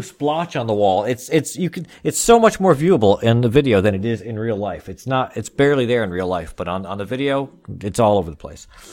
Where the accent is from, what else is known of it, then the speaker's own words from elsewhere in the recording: New Jersey, United States; I'm from Jersey as well